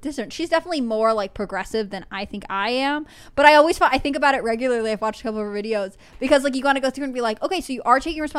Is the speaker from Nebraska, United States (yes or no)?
no; Arkansas, United States; I know exactly who I can blame for this because I am white and from Arkansas, the South, or Middle America.